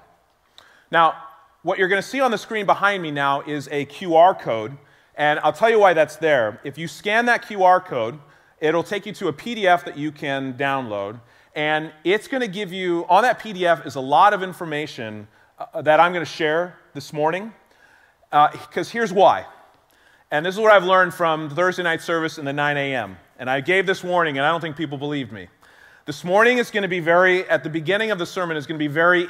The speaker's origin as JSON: {"language": "English", "area": "Bay Area", "region": "California", "country": "United States", "tie": "born or raised there", "said": "growing up in the Bay Area"}